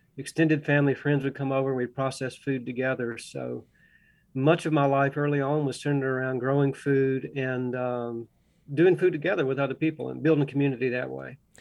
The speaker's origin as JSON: {"language": "English", "town": "Augusta", "region": "Georgia", "country": "United States", "tie": "born or raised there", "moved": "yes", "lives_now": "Russell County, Virginia, United States", "said": "I grew up in Augusta, Georgia, close to the Savannah River"}